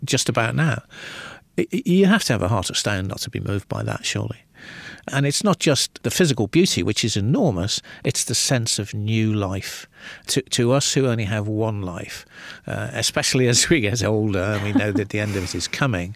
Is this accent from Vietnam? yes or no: no; Liverpool, North West England, United Kingdom; I grew up in the northwest of England